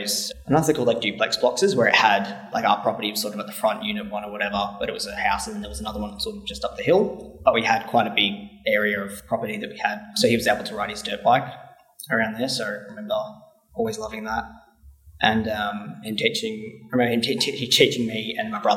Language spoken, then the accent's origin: English; Bendigo, Victoria, Australia; also born or lived in Melbourne, Australia / Frankston, Australia; we moved up to Bendigo when I was about 6 years old